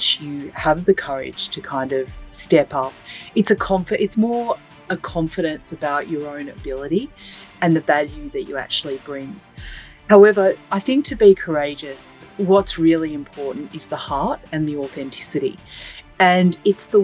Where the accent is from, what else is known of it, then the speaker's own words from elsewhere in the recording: Sydney, New South Wales, Australia; I actually grew up in Sydney